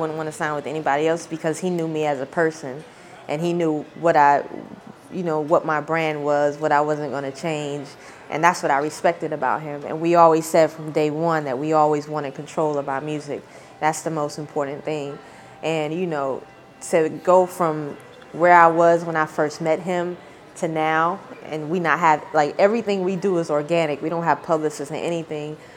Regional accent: Snow Hill, North Carolina, United States; my hometown of Snow Hill, the population, I don't know now, but I know when I was growing up, it might have been like 2,000 people.

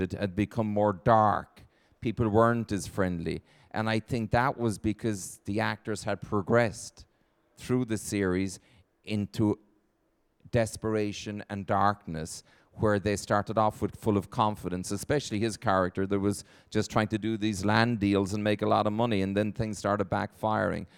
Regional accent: Ireland; moved away as an adult; now in Los Angeles, United States; my home country and my parents

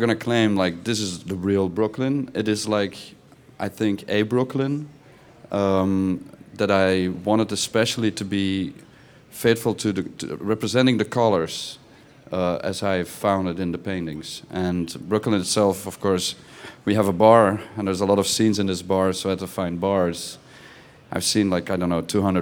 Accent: Belgium; I'm from Belgium.

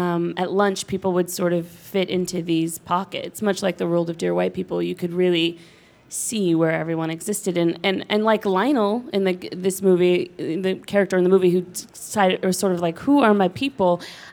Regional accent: Los Angeles, California, United States; I grew up in Los Angeles. And Los Angeles is obviously really a diverse place. The high school I went to was 4,000 kids, a public school in Santa Monica, and there was every, you know, racial group, socioeconomic standing

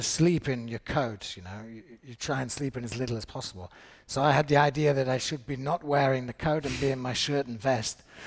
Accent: United Kingdom; as a British actor

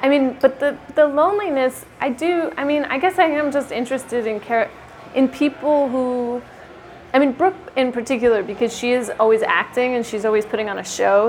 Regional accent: Sacramento, California, United States; I'm from Sacramento

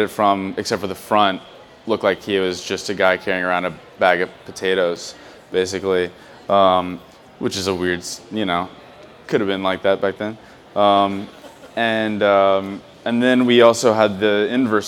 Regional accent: Louisville, Kentucky, United States; I'm from Louisville, Kentucky

